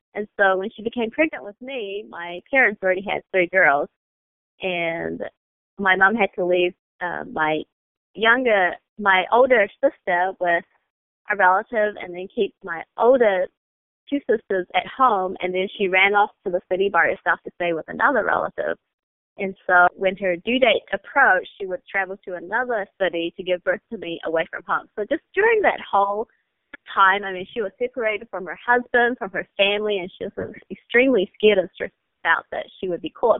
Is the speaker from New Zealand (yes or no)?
yes; New Zealand; moved away as an adult; also born or lived in China; now in United States; And then our family immigrated to New Zealand, and I grew up there until I was 18